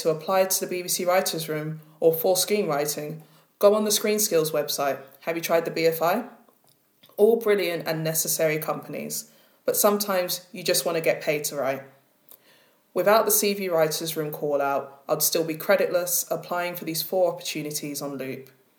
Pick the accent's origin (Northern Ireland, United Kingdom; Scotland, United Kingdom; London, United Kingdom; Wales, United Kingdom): London, United Kingdom; Edmonton; Despite being born and raised in Edmonton, North London, and I will never give up that identity, I'm currently at war with my fading accent